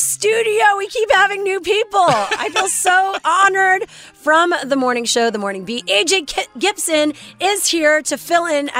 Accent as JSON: {"language": "English", "town": "Montreal", "region": "Quebec", "country": "Canada", "moved": "yes", "said": "Yes, I'm from Montreal."}